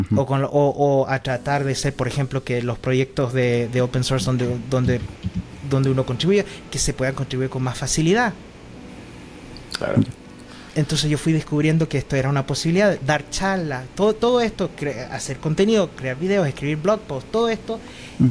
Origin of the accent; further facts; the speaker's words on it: Chile; now in Austria; yo originalmente soy chileno, pero vivo 23 años aquí viviendo en Austria